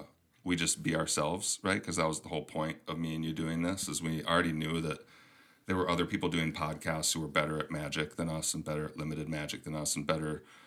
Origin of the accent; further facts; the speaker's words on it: Minnesota, United States; accent: Minnesotan; also born or lived in Michigan; my Minnesotan accent is coming through